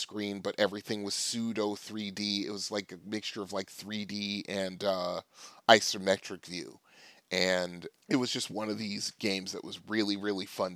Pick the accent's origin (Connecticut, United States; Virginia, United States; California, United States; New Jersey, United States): Connecticut, United States; Trumbull; all my arcades in my hometown were concerned. Trumbull Mall Arcade